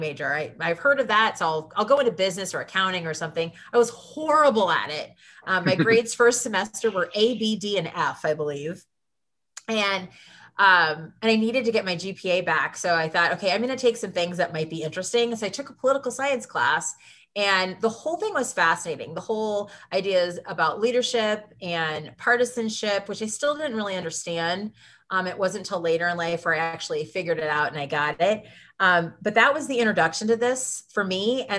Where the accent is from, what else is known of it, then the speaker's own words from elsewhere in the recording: Lincoln, Nebraska, United States; moved away as an adult; I grew up in Lincoln, Nebraska